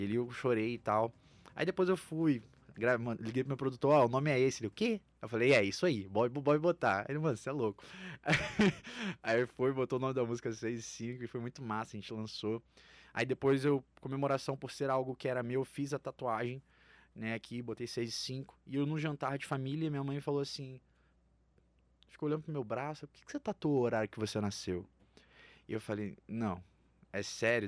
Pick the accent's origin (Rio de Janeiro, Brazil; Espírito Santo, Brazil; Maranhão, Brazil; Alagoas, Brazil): Rio de Janeiro, Brazil; moved away as an adult; also born or lived in Goiânia; now in São Paulo, Brazil; Eu sou do Rio, sou carioca, sou lá de Copacabana